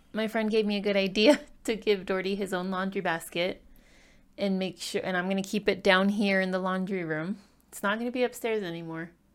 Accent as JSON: {"language": "English", "region": "California", "country": "United States", "tie": "born or raised there", "also_born_or_lived": "Ecuador (parents)", "moved": "yes", "lives_now": "Utah, United States", "said": "I was born in California"}